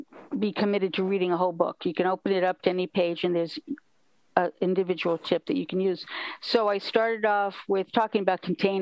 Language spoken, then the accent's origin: English; New York City, New York, United States; moved away; also born or lived in Kyoto, Japan; I was a kid from New York City.